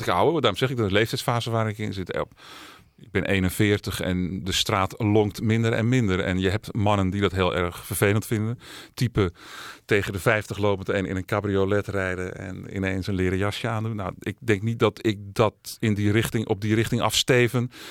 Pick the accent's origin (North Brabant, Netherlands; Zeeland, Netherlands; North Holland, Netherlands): North Holland, Netherlands; Alkmaar; also born or lived in Amsterdam; geboren en opgegroeid in Alkmaar.